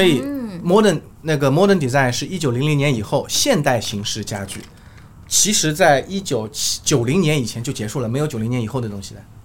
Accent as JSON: {"language": "Chinese", "region": "Shanghai", "country": "China", "said": "我们上海人叫老头儿"}